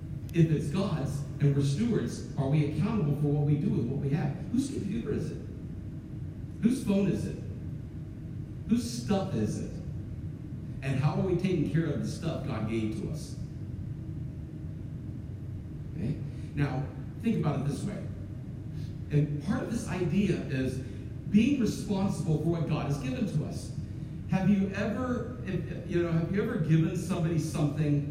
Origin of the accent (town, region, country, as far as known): United States